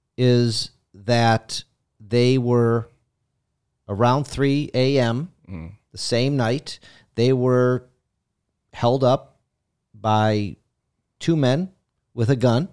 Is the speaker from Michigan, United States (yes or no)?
yes; Detroit, Michigan, United States; I was born at Sinai.